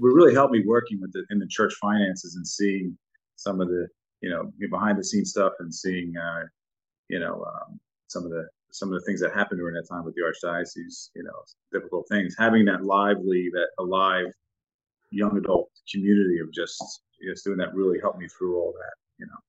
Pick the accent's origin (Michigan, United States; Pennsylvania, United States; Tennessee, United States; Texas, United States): Pennsylvania, United States; Philadelphia; I grew up in Port Richmond, and we have five churches within eight blocks